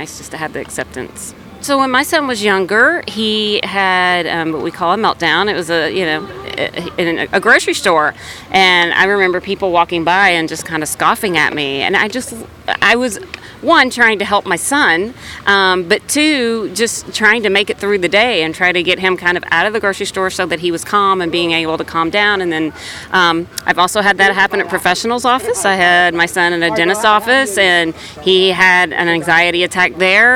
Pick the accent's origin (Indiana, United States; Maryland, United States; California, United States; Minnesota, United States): Indiana, United States; South Bend; I'm from South Bend, Indiana